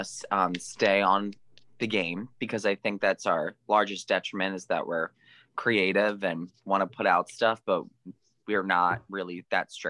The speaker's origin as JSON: {"language": "English", "region": "New Jersey", "country": "United States", "said": "we're from Jersey"}